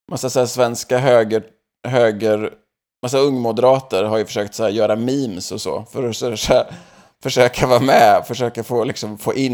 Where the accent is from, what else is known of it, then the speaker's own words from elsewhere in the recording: United States; Swedish is a second language; Den var ju i Los Angeles, här i mitt, eh, mitt hemland.